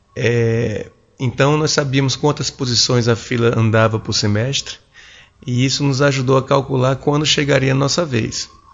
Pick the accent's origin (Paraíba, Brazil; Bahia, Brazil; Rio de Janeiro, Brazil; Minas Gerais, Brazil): Paraíba, Brazil; João Pessoa; moved away as an adult; now in Brasília, Brazil; Eu sou paraibano, sou um paraibano de 46 anos, moro em Brasília já há mais de 20 anos